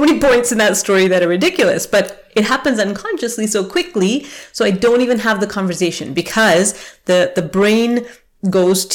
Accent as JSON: {"language": "English", "country": "Canada", "tie": "born or raised there", "also_born_or_lived": "England", "said": "when I was 5 years old and we immigrated to Canada, and I felt like I had to fake it. I had to change my accent. I was British. I was born in England."}